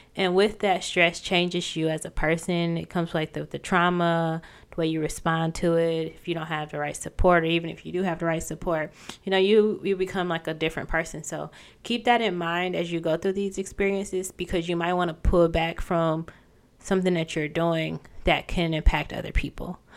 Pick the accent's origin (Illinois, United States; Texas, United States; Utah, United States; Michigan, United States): Michigan, United States; moved away as an adult; also born or lived in Ohio; I even moved back, you know, to my hometown